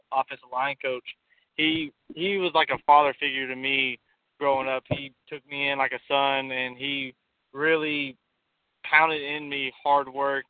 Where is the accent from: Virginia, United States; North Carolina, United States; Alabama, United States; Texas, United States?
Texas, United States; McGregor; I grew up in McGregor, Texas, a small 2A school here in Central Texas